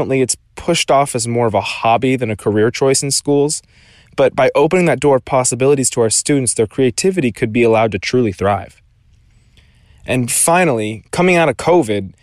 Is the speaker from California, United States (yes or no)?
yes; Southern California, United States; I'm from Southern California